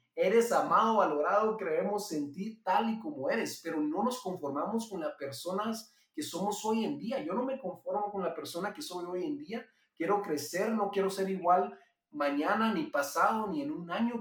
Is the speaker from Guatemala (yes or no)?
yes; Guatemala; Yo soy guatemalteco, vivo aquí en Guatemala y me crié aquí toda la vida